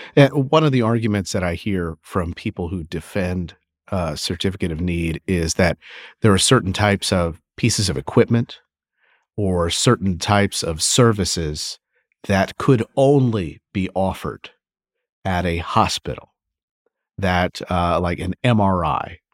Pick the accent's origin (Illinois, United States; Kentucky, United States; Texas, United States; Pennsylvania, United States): Kentucky, United States; my home state of Kentucky